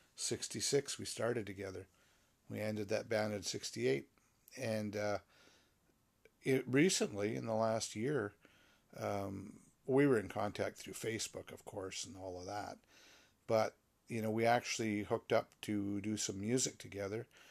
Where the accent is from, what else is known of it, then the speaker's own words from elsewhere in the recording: Canada; I am a Canadian